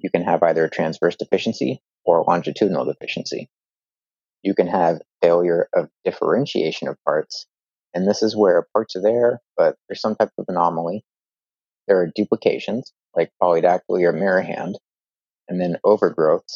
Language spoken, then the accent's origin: English; Northern California, United States; also born or lived in Louisville, Kentucky; So I grew up in Northern California and did undergrad at UC Berkeley